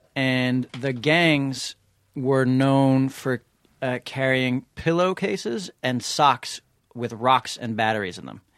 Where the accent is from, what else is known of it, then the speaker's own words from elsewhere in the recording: New York City, New York, United States; I grew up on East eighty-sixth Street in New York City.